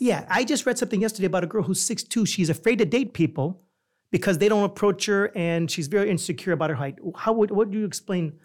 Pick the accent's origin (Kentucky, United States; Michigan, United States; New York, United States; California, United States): New York, United States; moved away; also born or lived in Chicago; I'm originally from New York